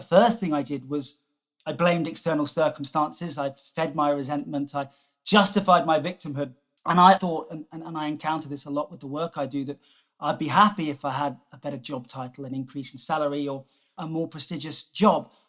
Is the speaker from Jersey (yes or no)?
yes; Jersey; moved away; also born or lived in South Africa; I grew up on on Jersey